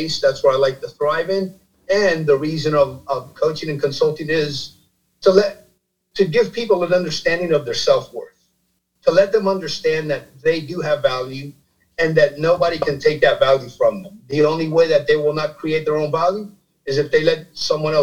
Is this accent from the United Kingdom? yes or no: no; Miami, Florida, United States; also born or lived in New Jersey; I was born in New Jersey, raised in Miami, Florida